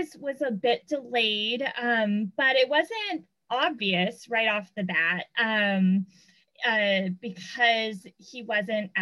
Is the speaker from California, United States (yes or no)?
yes; Southern California, United States; I grew up in Southern California